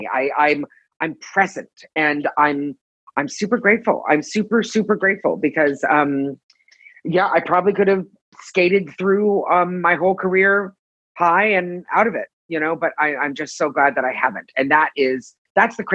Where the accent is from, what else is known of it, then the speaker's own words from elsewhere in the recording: Toronto, Ontario, Canada; moved away as an adult; now in Los Angeles, United States; I'm from Canada. I'm from Toronto. So you're going to hear me say aboot a lot. And I moved